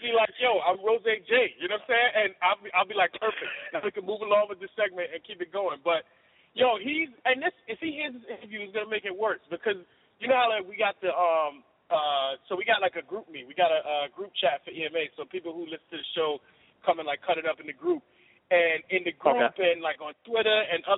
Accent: New York City, New York, United States; I grew up in the South Bronx, but then I moved to the Northeast Bronx

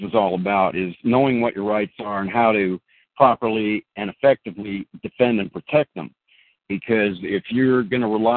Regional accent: California, United States; I'm a California guy. I was born and raised here in California

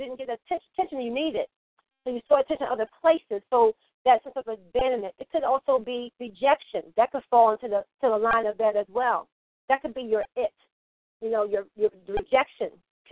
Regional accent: Philadelphia, Pennsylvania, United States; I'm from Philly

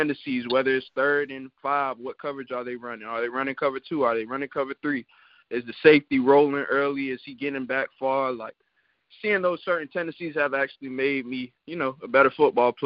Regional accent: Florida, United States; I'm from Florida

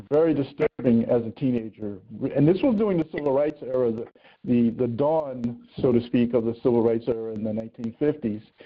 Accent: Philadelphia, Pennsylvania, United States; moved away as an adult; I was born and raised in the city of Philadelphia

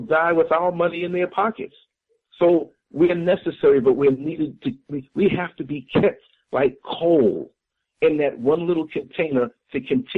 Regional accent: New York City, New York, United States; moved away as an adult; now in Orlando, United States; I was born and raised in New York City. 38 years of my almost 52 years were up there in New York City

